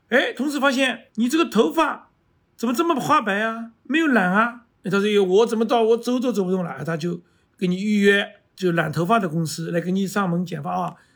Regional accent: Shanghai, China; 我自己女儿上海人她都听不懂，所以现在上海人都讲普通话了

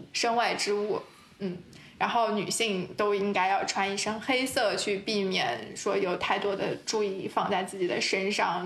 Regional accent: China; 我们是成长在一个非常大的国家

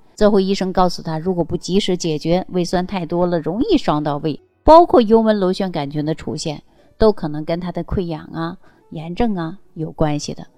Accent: Northeast China, China; 尤其我们是东北人这种性格呀，更能体现出男孩子的特性

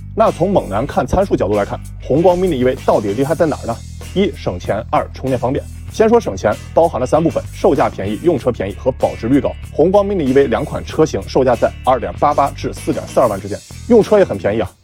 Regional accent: China; 我们中国人

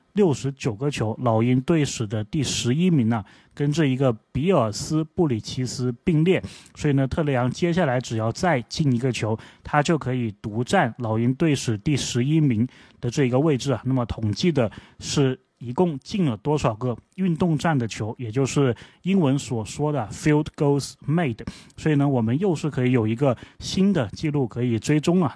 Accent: China; 就是我们中国人脚上的功夫这么好

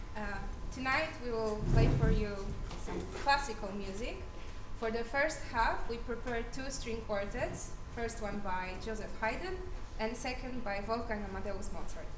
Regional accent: Poland; I'm from Poland.

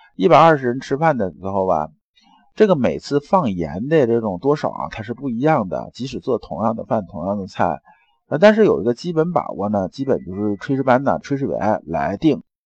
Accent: China; 我们中国人

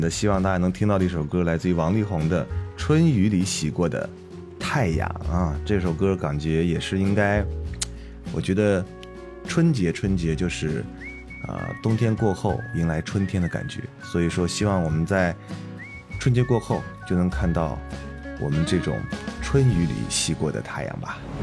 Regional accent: China; 但是我们中国人还是要过中国年

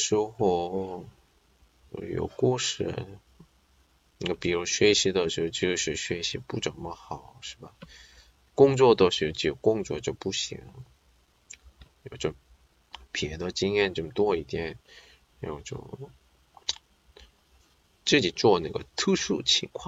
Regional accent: Qingdao, Shandong, China; 我也是青岛人，就问那些好看的地方有吗？没有呀，青岛哪里有这好看的、好吃的呢？

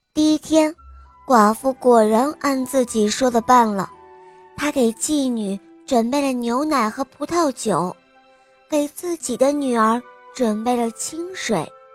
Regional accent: Xi'an, Shaanxi, China; 我今年四岁了，我来自西安

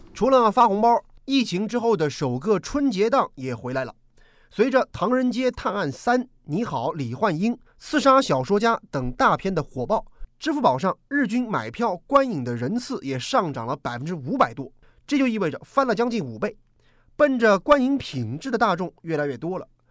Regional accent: Hangzhou, Zhejiang, China; 咱们杭州人

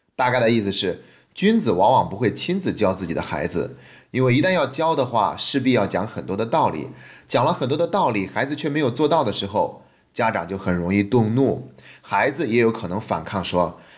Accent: China; 我们中国人自古以来都是十分重视教育的

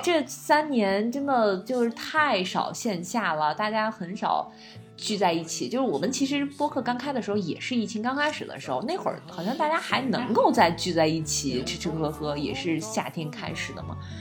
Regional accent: China; 我们中国人讲究着什么平衡嘛

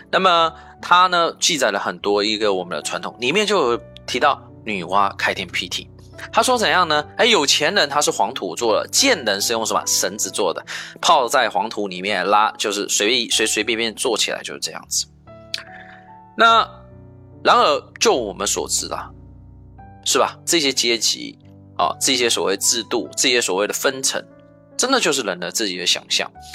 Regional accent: Taiwan; also born or lived in mainland China; now in China; 像在我的老家台湾，

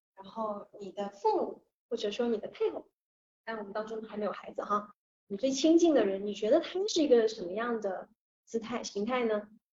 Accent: Guangdong, China; 我是潮汕人

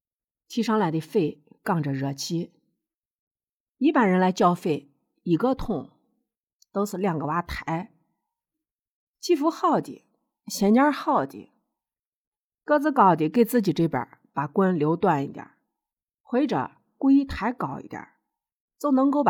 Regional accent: Shaanxi, China; accent: Shaanxi dialect; 我呢是陕西人，我用地地道道的陕西话。也就是秦腔，这是一千多年前唐朝的普通话。

